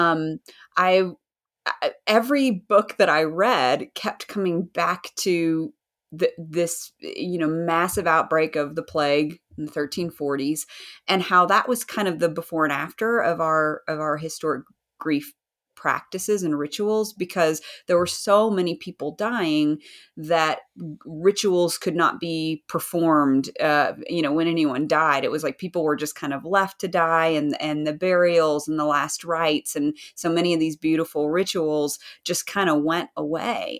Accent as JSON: {"language": "English", "region": "Southern United States", "country": "United States", "accent": "Southern American", "said": "I'm American, in case people can't tell by my Southern accent, Southern American accent"}